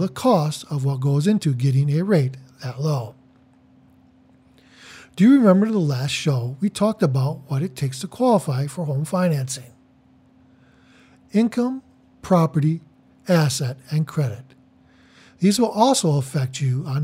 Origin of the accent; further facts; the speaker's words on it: Detroit, Michigan, United States; I am from Metro Detroit